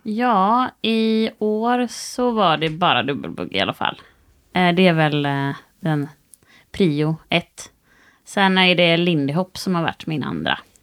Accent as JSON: {"language": "Swedish", "town": "Varberg", "region": "Halland County", "country": "Sweden", "said": "Jag är från Varberg och tävlade för Varbergs sportens klubb när jag var yngre"}